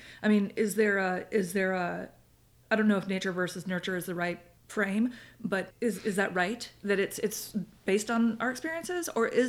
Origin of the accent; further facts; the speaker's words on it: Midwest, United States; moved away; also born or lived in Northeast US; I lived in the Northeast and I grew up in the Midwest.